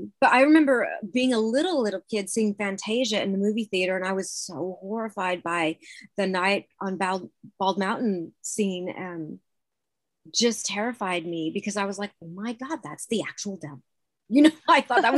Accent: Washington, United States; moved away as an adult; also born or lived in Louisiana; now in Texas, United States; I was born and raised in Washington State.

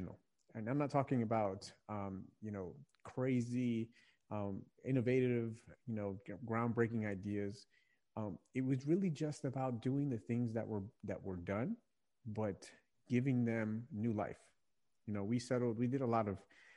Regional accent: Virginia, United States; I've lived my entire life in Virginia

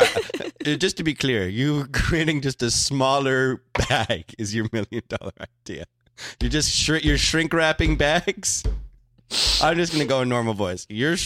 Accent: Canada; I'm Canadian.

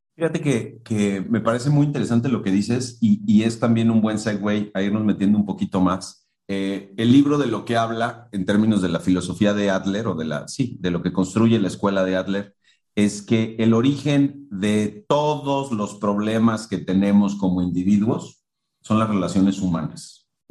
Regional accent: Mexico; en el contexto de una cultura como la mexicana, donde tenemos unas estructuras jerárquicas gigantescas

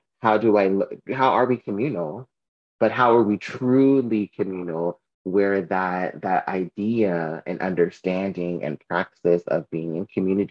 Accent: Southern California, United States; moved away; I'm from Southern California

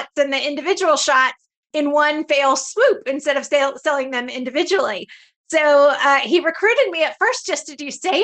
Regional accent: Stone Mountain, Georgia, United States; I grew up in Stone Mountain, Georgia

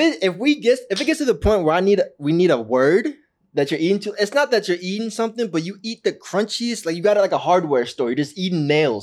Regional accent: Orange County, California, United States; Growing up in Orange County

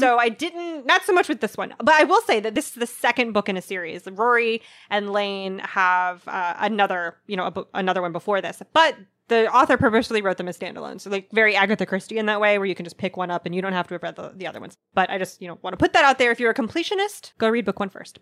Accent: United States; I'm such an American

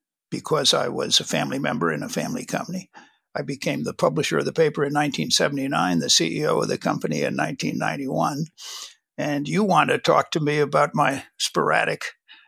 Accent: Washington, District of Columbia, United States; I grew up in Washington, D.C.

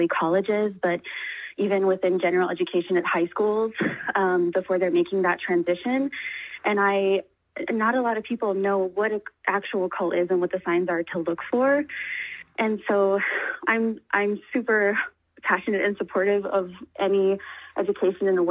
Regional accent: New Mexico, United States; moved away; I'm from New Mexico originally, so I'm making a trip back home

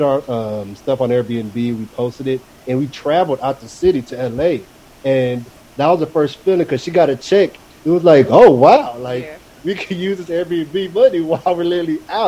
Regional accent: Houston, Texas, United States; we're from Houston

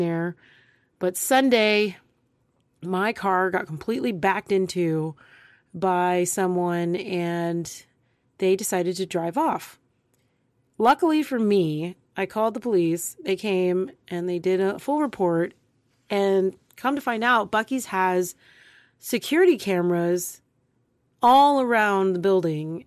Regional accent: Texas, United States; I'm from Texas. I live in Texas.

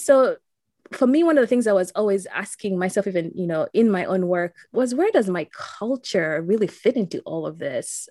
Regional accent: Uganda; now in Saint Louis, United States; growing up in Uganda

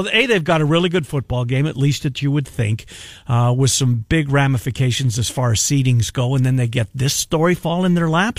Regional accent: Canada; and I can say that because I'm Canadian.

